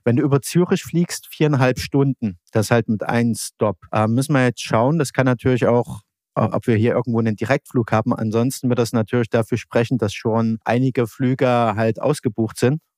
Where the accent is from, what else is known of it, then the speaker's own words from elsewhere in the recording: Saxony, Germany; als Sachse